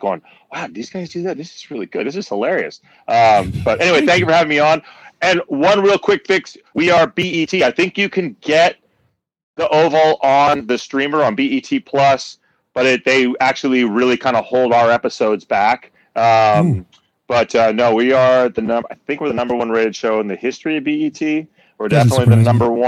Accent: Berkeley, California, United States; growing up in Berkeley

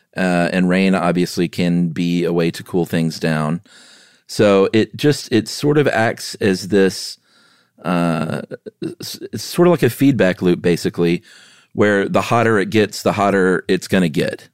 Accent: the South, United States; also born or lived in Los Angeles; I grew up in the South

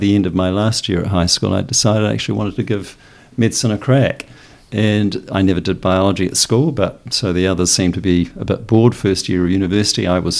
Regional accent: Auckland, New Zealand; also born or lived in Wellington / Palmerston North; So I was born in Wellington and moved to Palmerston North at the age of 2, and then Auckland when I was 5.

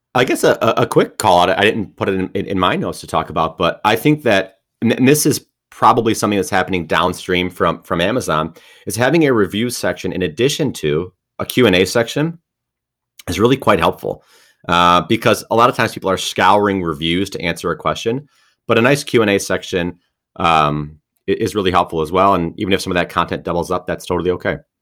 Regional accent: Detroit, Michigan, United States; I'm from Detroit

